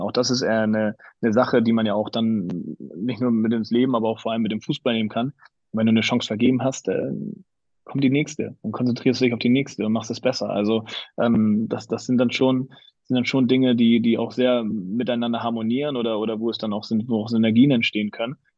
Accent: Hamburg, Germany; also born or lived in Graz, Austria (father's home); meine Frau und ich, wir sind beide Hamburger, wir haben beide unsere Familien hier

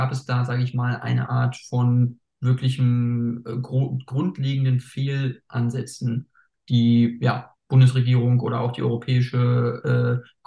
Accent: North Rhine-Westphalia, Germany; eigentlich Schnee gab es schon peu à peu immer weniger, also wo ich mhm. aufgewachsen bin in NRW.

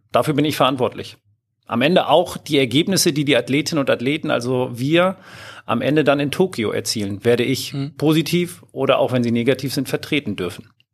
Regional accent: Hamburg, Germany; moved away as an adult; now in Lower Saxony, Germany; Ich bin ursprünglich Hamburger

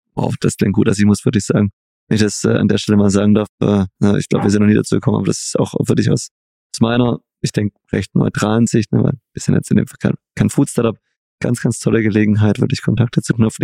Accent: Stuttgart, Baden-Württemberg, Germany; dass du hier bist in meiner Heimat. Heute sind wir nämlich in Stuttgart

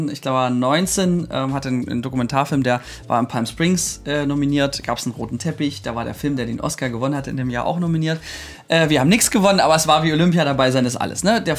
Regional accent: Germany; ich bin, ähm, ich bin Deutscher, ich oute mich jetzt an der Stelle mal.

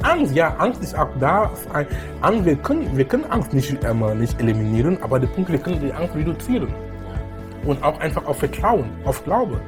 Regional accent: Cameroon; German is a second language; moved away as an adult; also born or lived in Darmstadt, Germany / Munich, Germany / Essen, Germany; now in Germany; Ich bin gebürtiger Kameruner. Ich lebe in Deutschland seit über 19 Jahren jetzt. Ich bin damals gekommen, um zu studieren. Ich konnte kein Deutsch sprechen

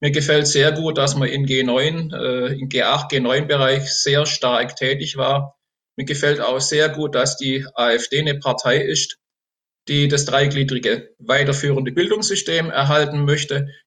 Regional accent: Remchingen, Baden-Württemberg, Germany; born there; Das liegt im Enzkreis zwischen Karlsruhe und Pforzheim in der Mitte. Ist ein kleines Örtchen gewesen. Als ich geboren wurde, hatte das 600 Einwohner.

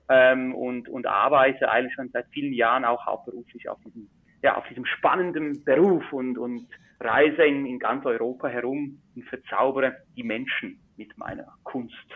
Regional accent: Switzerland; Zauberkünstler, Illusionist und Mentalist aus der Schweiz. Man hört es vielleicht auch am Dialekt. Ich bin ein richtiger Schweizer.

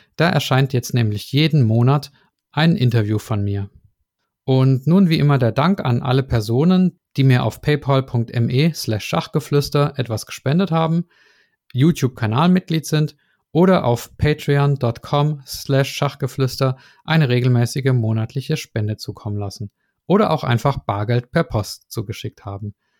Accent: Swabia, Baden-Württemberg, Germany; moved away; ins Schwabenland, meine alte Heimat

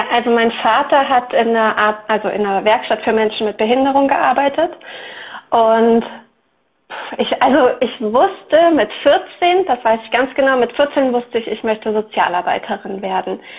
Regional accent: Eifel, Germany; now in Rottweil, Germany; ähm, und ich komme aus der Nähe von Rottweil. Das liegt zwischen Stuttgart und dem Bodensee. Mhm. Und ursprünglich komme ich aber aus der Eifel. Also ich bin in der Eifel aufgewachsen, in einem ganz kleinen Dorf

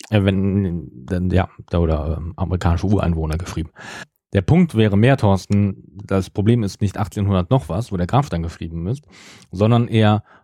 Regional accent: West Germany, Germany; Also hier zumindest da, wo ich groß geworden bin, hier in Westdeutschland.

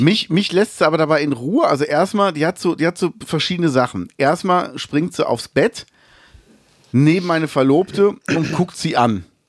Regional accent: Cologne, North Rhine-Westphalia, Germany

